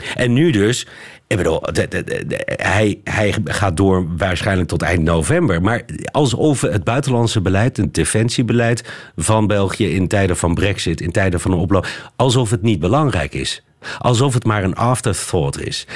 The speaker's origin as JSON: {"language": "Dutch", "country": "Netherlands", "said": "wij in Nederland"}